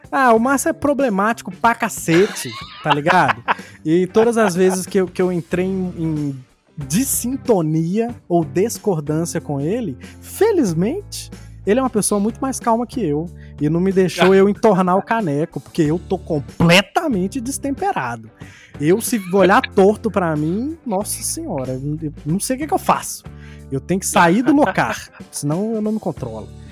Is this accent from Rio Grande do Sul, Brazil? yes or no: no; Contagem, Minas Gerais, Brazil; now in Belo Horizonte, Brazil; eu que sou de contagem e tô morando em BH